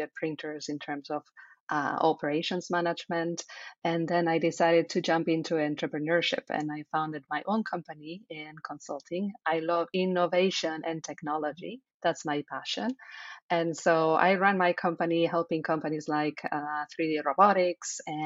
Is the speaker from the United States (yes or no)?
no; Spain; English is a second language; moved away; as you hear, I have an accent, right? So I am from Spain